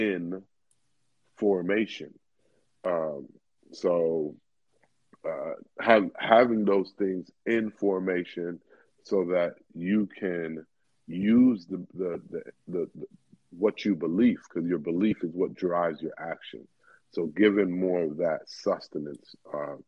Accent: Miami, Florida, United States; all of us Miamis

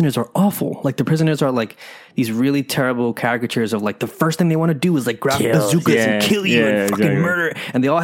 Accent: New York City, New York, United States; as a New Yorker and especially as a, you know, person of color and someone who's grown up here

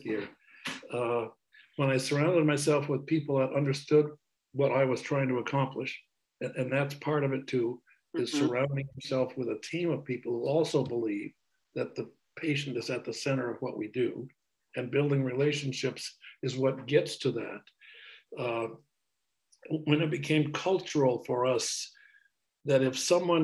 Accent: Brattleboro, Vermont, United States; also born or lived in Burlington, Vermont; I returned to my hometown in Brattleboro that next spring

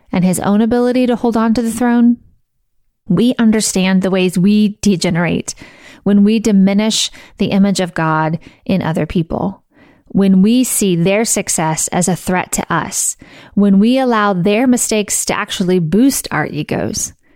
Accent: Missouri, United States; I grew up in Missouri and went to college in Missouri, and I live in Missouri

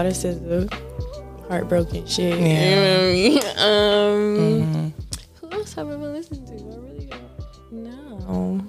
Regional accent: Miami, Florida, United States; I am from Miami. Mm-hmm. Miami, Florida. Born and raised in the county of Dade.

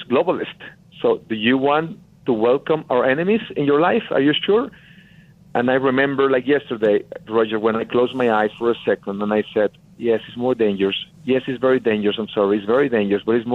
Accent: Tamaulipas, Mexico; English is a second language; moved away as an adult; I'm from Mexico, from a very small town, northern Mexico, in the state of Tamaulipas.

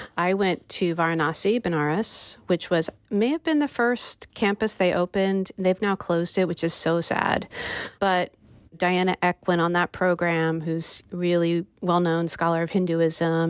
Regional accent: United States; my experience of being an American

